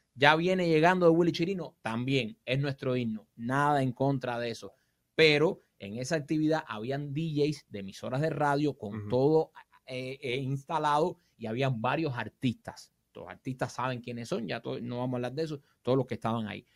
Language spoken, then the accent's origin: Spanish; Cuba; moved away; yo soy un cubano más